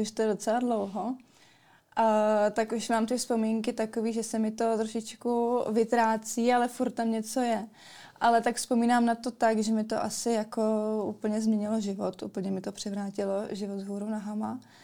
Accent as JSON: {"language": "Czech", "town": "Kostelec nad Orlicí", "region": "Hradec Králové Region", "country": "Czechia", "said": "pocházím z Kostelce na Todlicí"}